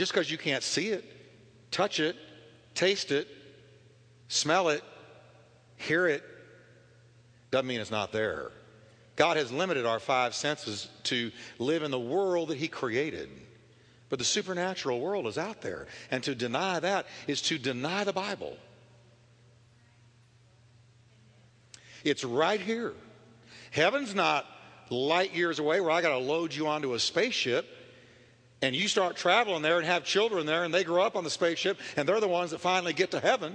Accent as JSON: {"language": "English", "town": "Richardson", "region": "Texas", "country": "United States", "tie": "born or raised there", "lives_now": "Fort Worth, United States", "said": "I was raised in Richardson, Texas"}